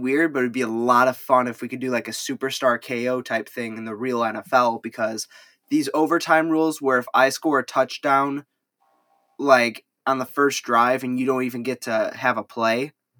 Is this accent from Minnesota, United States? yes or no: no; Illinois, United States; I'm from Illinois